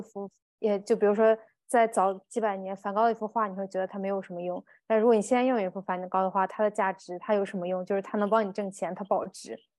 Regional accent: Dalian, Liaoning, China; 我家乡是大连

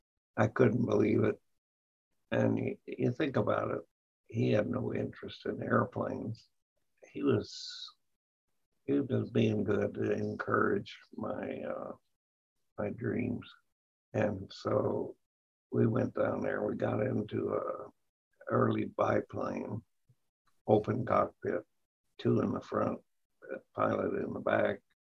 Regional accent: Auburn, California, United States; also born or lived in Oakland, California; But I was raised on a farm about 7 miles from here, Auburn, where I went to high school, and 3 miles from Newcastle, and that was my home of record. We had a P.O. box there, but I never lived in town.

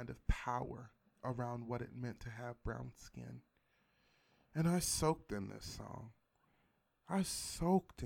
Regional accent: West Virginia, United States; I grew up in West Virginia

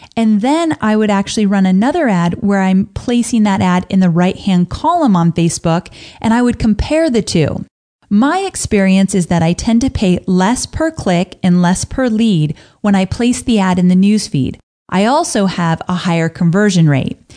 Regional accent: California, United States; growing up in California

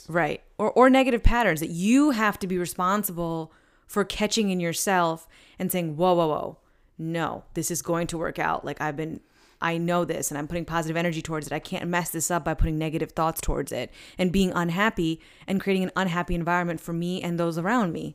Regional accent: East Coast, United States; now in Saint Louis, United States; I'm from the East Coast, so, like, we go to beaches

